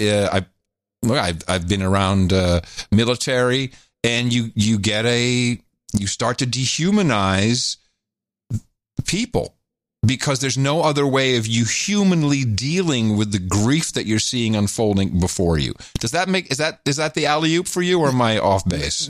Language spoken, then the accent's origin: English; United States; we're two American guys. We happen to be two American dads